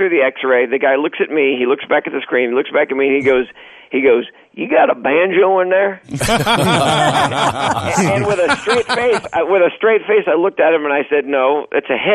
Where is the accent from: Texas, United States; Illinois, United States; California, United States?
Texas, United States; I grew up in Texas